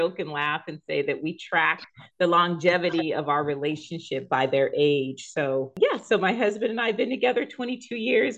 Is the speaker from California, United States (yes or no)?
yes; San Diego, California, United States; I was born in San Diego, raised in San Diego